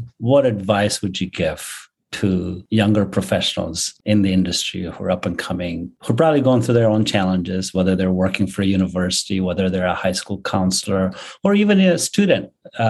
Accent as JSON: {"language": "English", "country": "India", "moved": "yes", "said": "Yeah, I completely resonate with everything that you're saying because I came here from India. I became a student and the journey that I went to led me to what I'm doing."}